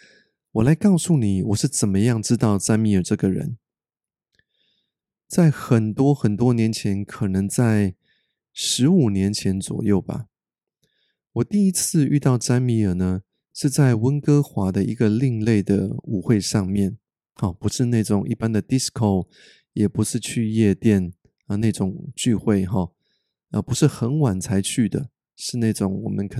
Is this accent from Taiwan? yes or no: yes; Taiwan; moved away; also born or lived in North America; 北美生活了十九年的我，就好像是个一半的外国人一样。我时常鼓励大家多跟身边的人说出真心话，因为我们台湾人呐